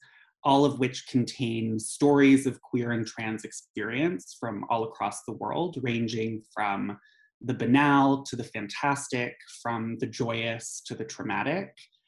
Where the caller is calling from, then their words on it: Montreal, Quebec, Canada; I am calling from Jajage Muniang, or Montreal, which is on the unceded lands and waters of the Ganyangahaga Nation.